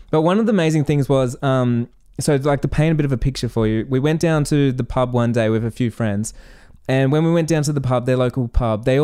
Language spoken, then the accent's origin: English; Australia; like growing up as an Australian, like I'm innocent in Australia and watching Hollywood movies